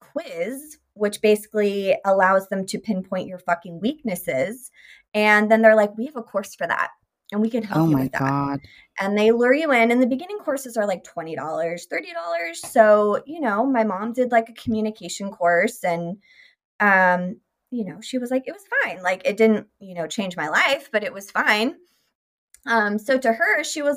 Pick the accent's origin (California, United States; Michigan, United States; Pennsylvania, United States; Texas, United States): California, United States; Sacramento; I grew up in Sacramento